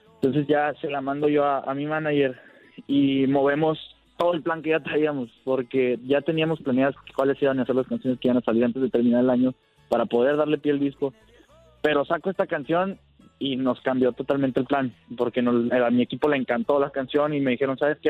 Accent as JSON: {"language": "Spanish", "town": "Ciudad Obregón", "region": "Sonora", "country": "Mexico", "tie": "born or raised there", "said": "soy de aquí, de Obregón, Sonora"}